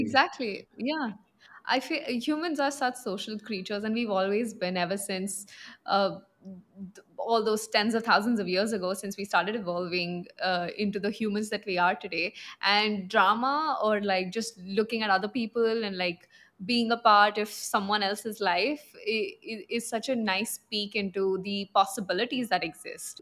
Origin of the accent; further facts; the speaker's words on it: Punjab, India; I'm from the north, from Punjab